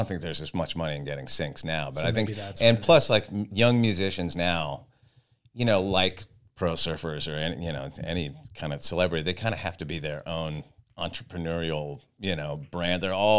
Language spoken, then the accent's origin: English; Santa Barbara, California, United States; I grew up in Santa Barbara and was a total beach kid, but I never surfed.